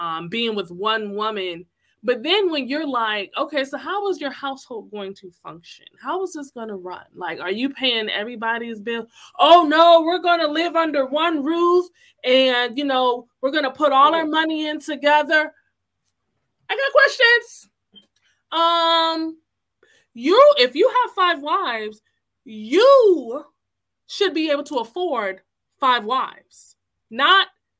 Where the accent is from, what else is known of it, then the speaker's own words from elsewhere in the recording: Connecticut, United States; I'm from here. I was born in Connecticut